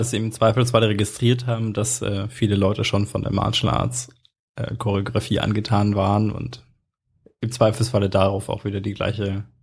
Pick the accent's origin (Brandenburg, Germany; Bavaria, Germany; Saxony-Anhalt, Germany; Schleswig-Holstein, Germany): Bavaria, Germany; im Herzen bin ich halt doch Franke. Man hört es mir vielleicht nicht so